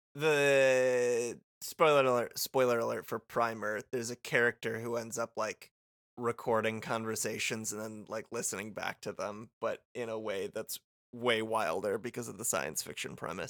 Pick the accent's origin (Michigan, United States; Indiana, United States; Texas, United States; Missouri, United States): Michigan, United States; Muskegon; moved away as an adult; now in Winnipeg, Canada; my hometown of Muskegon